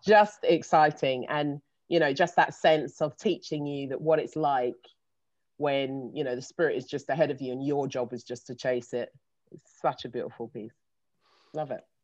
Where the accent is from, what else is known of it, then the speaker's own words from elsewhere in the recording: London, United Kingdom; I'm based, I live in London, born and raised